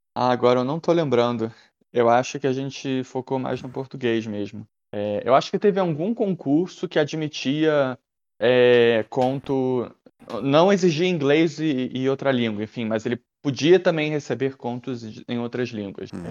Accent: Rio de Janeiro, Brazil; accent: carioca; Eu tenho um sotaque forte carioca

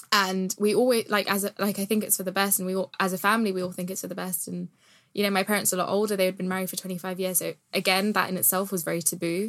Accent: United Kingdom; being a British Asian

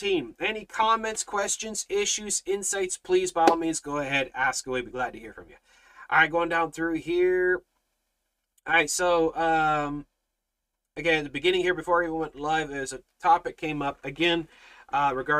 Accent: Canada

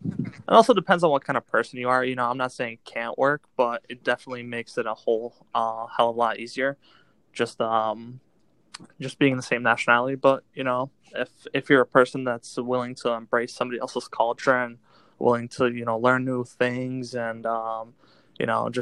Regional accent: Srebrenica, Republika Srpska, Bosnia & Herzegovina; also born or lived in Tuzla; I'm from Srebrenica and my parents met from like the different villages in Srebrenica. Or technically we're from Sučeska, which is a little selo in Srebrenica, but we after the war we lived a little bit in Tuzla and then came here.

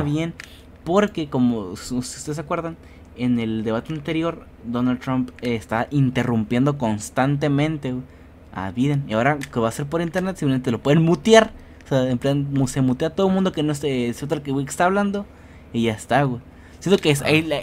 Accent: Mexico; como mexicano

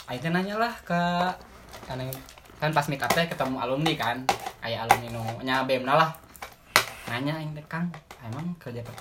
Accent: Cimahi, West Java, Indonesia; karena emang aku orang Cimahi dan kamu di Cimahi

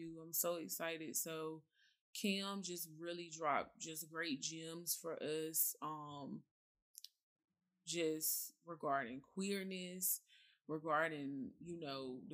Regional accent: the South, United States; I'm from the South, so it's certain foods my mama like to cook.

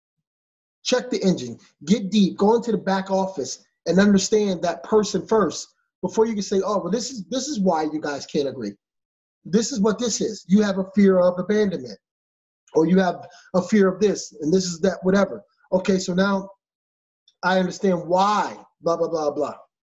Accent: Philadelphia, Pennsylvania, United States; I'm from Philadelphia. I'm a city kid.

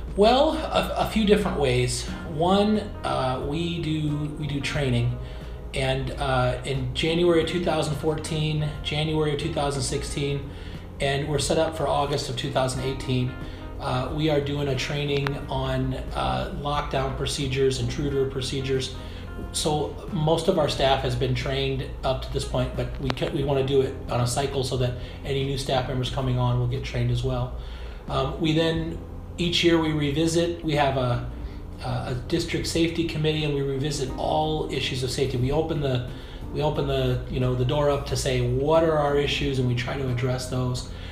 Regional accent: Dubuque, Iowa, United States; also born or lived in Arizona; I'm originally from Dubuque, Iowa. Um, I grew up in Dubuque

